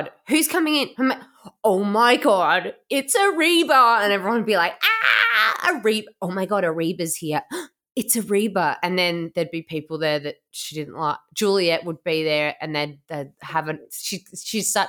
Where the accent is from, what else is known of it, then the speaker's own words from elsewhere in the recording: Melbourne, Victoria, Australia; I'm from Melbourne. It's too big